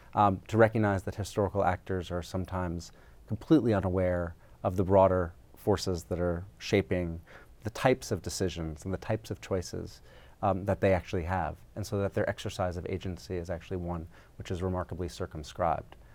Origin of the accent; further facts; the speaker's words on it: New York, United States; moved away as an adult; I grew up in New York